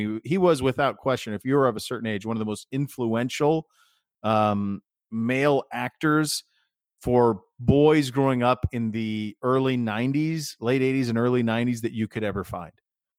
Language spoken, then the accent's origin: English; Montana, United States; now in Ohio, United States